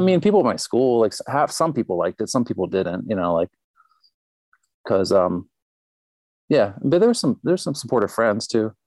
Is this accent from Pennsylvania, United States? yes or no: yes; Pittsburgh, Pennsylvania, United States; moved away as an adult; also born or lived in Honolulu; now in Minneapolis, United States; I grew up in Pittsburgh